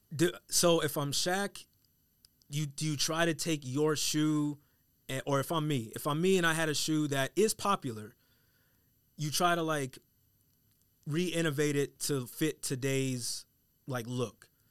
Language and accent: English; Colorado, United States; I'm from Colorado